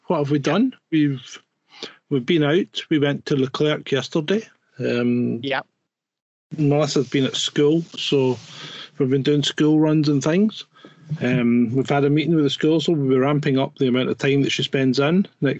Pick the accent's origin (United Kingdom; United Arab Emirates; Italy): United Kingdom; England; See, this is where being English or British is a hindrance when it comes to speaking a foreign language.